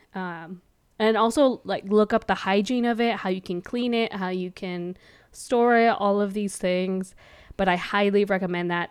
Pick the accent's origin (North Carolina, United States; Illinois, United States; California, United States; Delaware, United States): California, United States; moved away; also born or lived in Milwaukee; I'm from California, and we over there say dude and bro and all this other stuff.